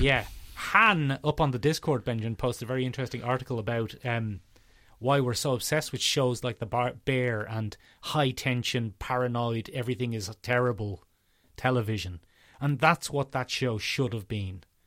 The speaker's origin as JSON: {"language": "English", "country": "Ireland", "said": "we're in a weird position being Irish pop cultural commentators"}